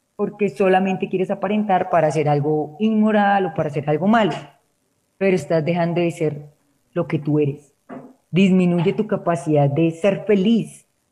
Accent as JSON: {"language": "Spanish", "country": "Colombia", "said": "aquí en Colombia decimos"}